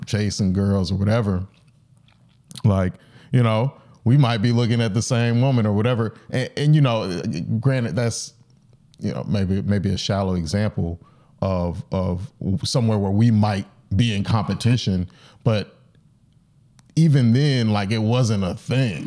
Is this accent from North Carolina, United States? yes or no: yes; North Carolina, United States; I'm from North Carolina.